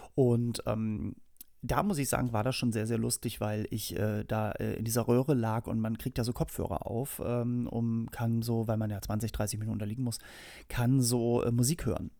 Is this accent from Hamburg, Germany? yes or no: yes; Hamburg, Germany; moved away as an adult; now in Berlin, Germany; ich bin geboren und aufgewachsen in Hamburg und wohne mittlerweile seit 17 Jahren in Berlin